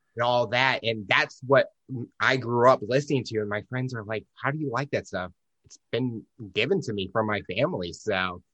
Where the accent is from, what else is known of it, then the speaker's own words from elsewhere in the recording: St. Louis, Missouri, United States; I'm from Saint Louis and living there all my life